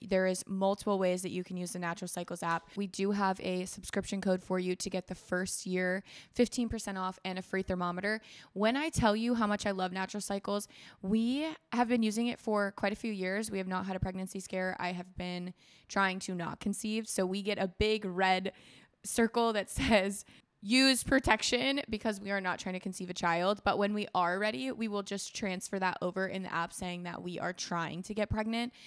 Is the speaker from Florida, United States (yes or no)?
yes; Florida, United States; moved away; also born or lived in Minnesota; I was raised in Florida with my mom